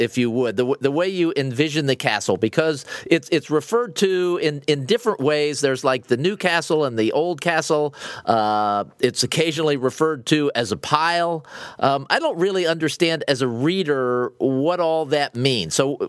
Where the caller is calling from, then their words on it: Naples, Florida, United States; I'm calling you from Naples, Florida.